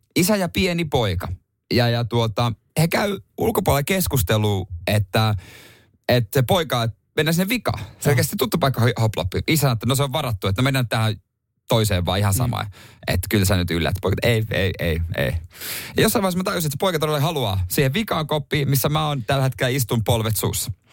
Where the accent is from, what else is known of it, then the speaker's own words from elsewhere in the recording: Seinäjoki, South Ostrobothnia, Finland; moved away; ei meillä Seinäjoella koulussa ollut sitä mun aikana